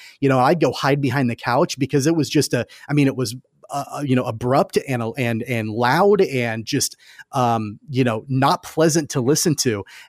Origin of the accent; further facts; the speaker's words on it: Wichita, Kansas, United States; And yeah, I grew up in Wichita